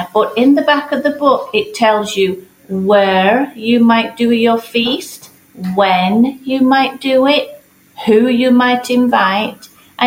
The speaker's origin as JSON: {"language": "English", "region": "England", "country": "United Kingdom", "tie": "born or raised there", "moved": "yes", "said": "I grew up in England"}